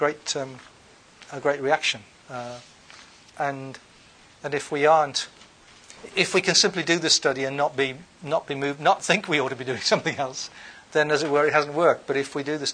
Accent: United Kingdom; I'm British.

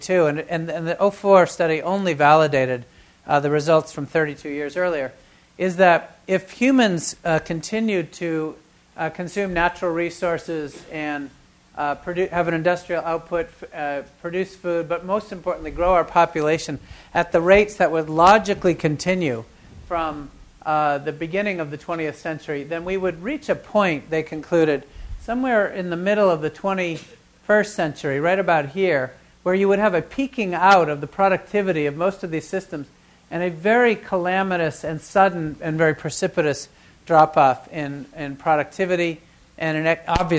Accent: New Hampshire, United States; I grew up in New Hampshire as a child of shoe manufacturers

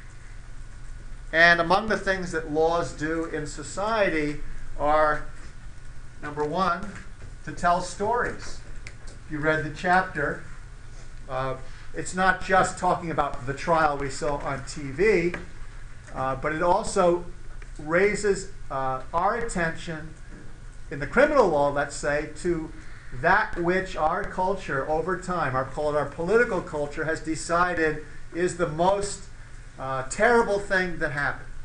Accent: Georgia, United States; our fellow Georgian

